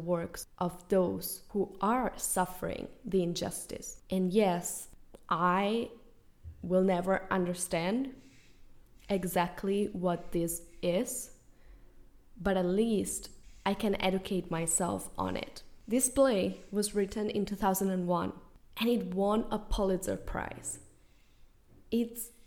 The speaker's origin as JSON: {"language": "English", "country": "Spain", "tie": "born or raised there", "moved": "as an adult", "lives_now": "United States", "said": "I was born and raised in Spain."}